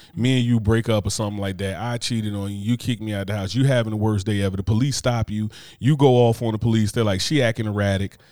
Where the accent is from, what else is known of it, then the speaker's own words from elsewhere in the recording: New Jersey, United States; growing up in Jersey